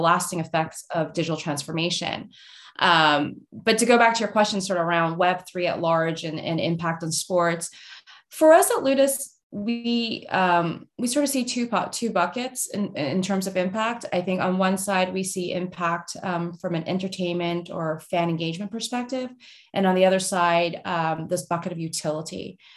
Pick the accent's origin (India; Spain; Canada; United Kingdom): Canada; moved away as an adult; now in United States; I grew up in Canada. I went to Canucks games